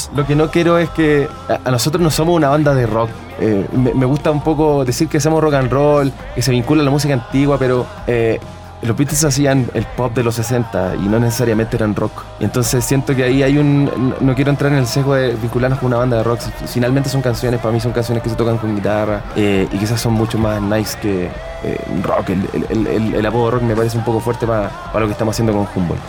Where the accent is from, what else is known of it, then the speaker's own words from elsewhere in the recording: Valparaíso, Chile; nosotros vivimos en la quinta región, somos todos de Valparaíso, la mayoría de nosotros nacimos en el puerto